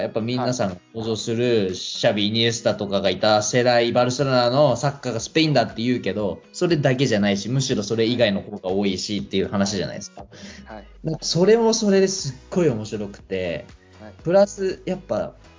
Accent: Japan; 僕が日本で生まれ育って日本の指導を受けてる

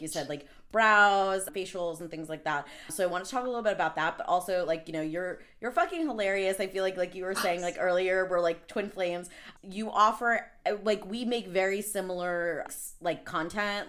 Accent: Long Island, New York, United States; I'm actually from Long Island

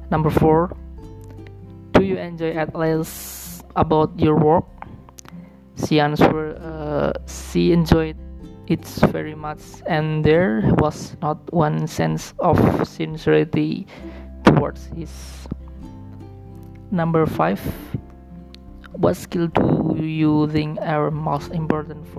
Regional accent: Batang, Central Java, Indonesia; English is a second language; I come from Batang Regency, Central Java.

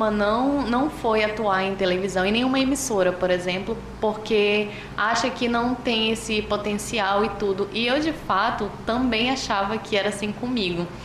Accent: Manaus, Amazonas, Brazil; Sou manauara, sim.

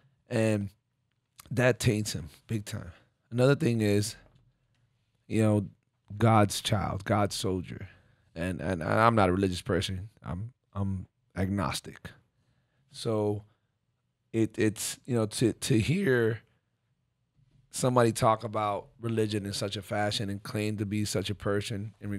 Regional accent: Miami, Florida, United States; Because I'm from Miami, because I know what he's really done

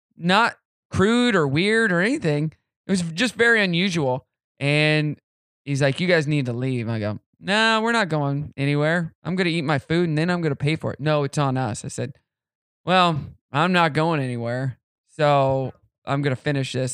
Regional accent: Southwest City, Missouri, United States; moved away; I'm from Southwest City, Missouri, and that's where, um, Simmons is. So when you come into the town, you get that smell. It's like, I'm home, baby.

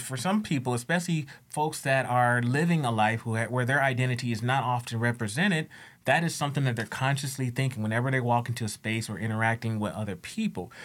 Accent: United States; also born or lived in Louisiana; I came from the States

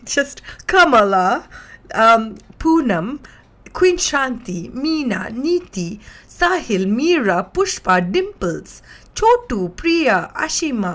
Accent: India; as an Indian living in India

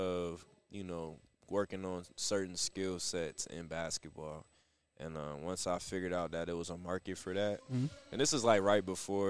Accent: Rockford, Illinois, United States; I'm from Rockford, Illinois. I grew up here.

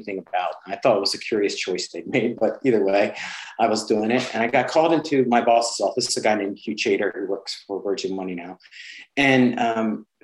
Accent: United States; moved away as an adult; now in United Kingdom; I'm an American

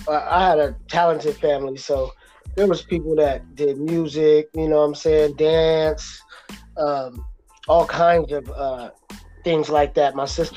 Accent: San Diego, California, United States; I came back to Cali when I was around 9, bro.

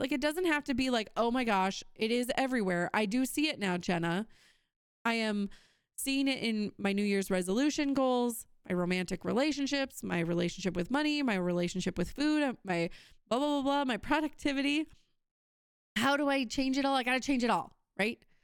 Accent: Wisconsin, United States; I'm from Wisconsin

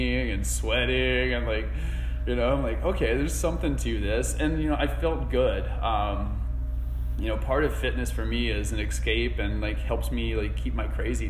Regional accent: Asheville, North Carolina, United States; I grew up here in Asheville.

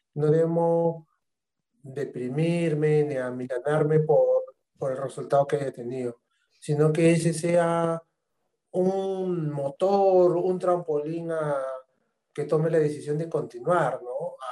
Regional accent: Arequipa, Peru; moved away as an adult; yo vengo de la Ciudad Blanca y he dejado ahí familia, amigos, trabajo, toda una vida ya hecha

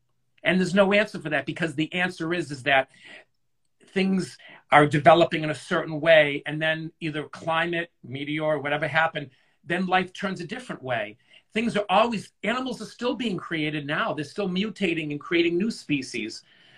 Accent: Scotland, United Kingdom; I'm Scottish, so if I was to wear my Scottish skirt in high school, they'd be like, oh, he's wearing a skirt, and be made fun of, but that's my culture.

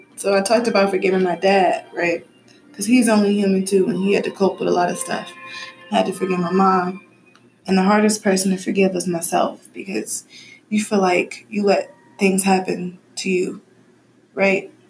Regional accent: Midwest, United States; I'm from the Midwest in a very black environment

